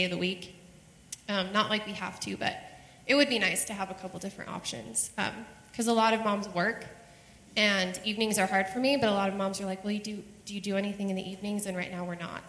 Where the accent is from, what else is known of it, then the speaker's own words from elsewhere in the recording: Cedar City, Utah, United States; moved away as an adult; also born or lived in Colorado; I had grown up here